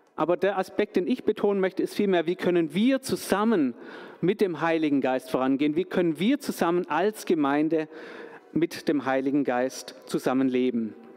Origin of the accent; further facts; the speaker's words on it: Stuttgart, Baden-Württemberg, Germany; moved away; als gebürtigen Stuttgarter, als gebürtigen Schwabe, hier wieder in der Heimat zu sein